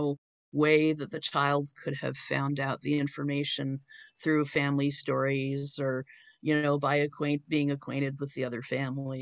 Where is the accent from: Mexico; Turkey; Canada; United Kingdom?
Canada; I'm from Canada